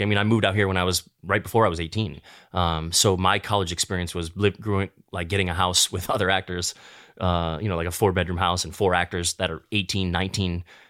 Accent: Midwest, United States; now in Los Angeles, United States; when I was younger, growing up in the Midwest, I'd be married with a kid, a white picket fence, by 30, for sure.

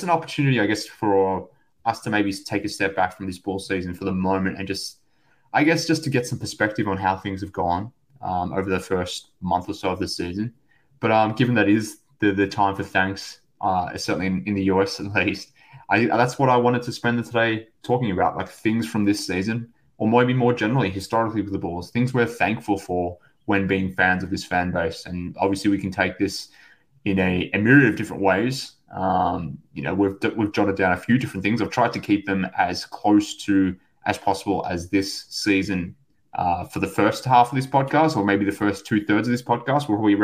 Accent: Australia; from Australia

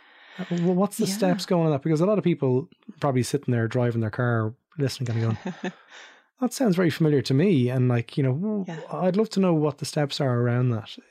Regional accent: Ireland; But we were talking earlier about me growing up in Ireland in early 80s, mid 80s, whatever it was.

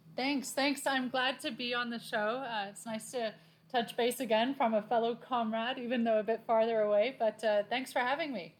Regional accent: Laguna Beach, California, United States; now in Hawaii, United States; I'm from Laguna Beach originally. Um, I have British parents

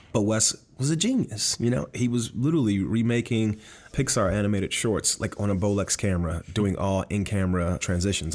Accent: Miami, Florida, United States; I was born and raised in Miami, Florida

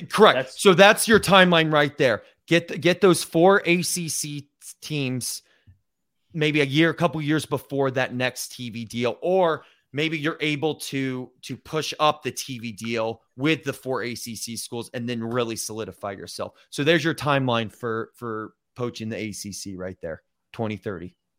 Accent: Lake Braddock, Virginia, United States; We're all from Lake Braddock. We all went to the same school together

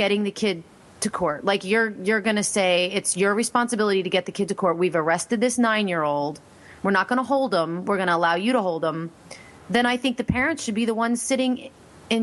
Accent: Pennsylvania, United States; I'm from Pennsylvania

